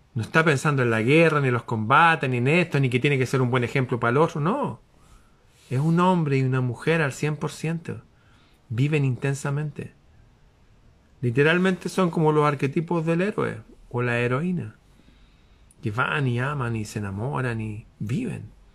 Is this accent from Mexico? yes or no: no; Chile; mi país